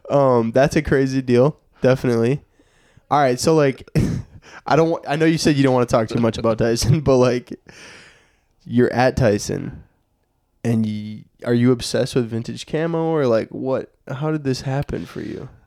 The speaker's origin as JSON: {"language": "English", "region": "Minnesota", "country": "United States", "said": "I'm from Minnesota"}